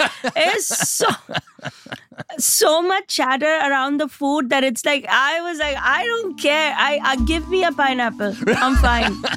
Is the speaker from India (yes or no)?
yes; India; now in United States; I came from India and India is anything but small